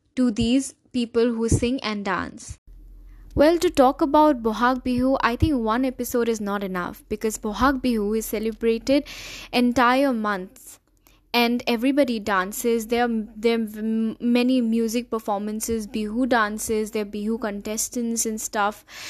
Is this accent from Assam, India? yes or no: yes; Assam, India; I'm from Assam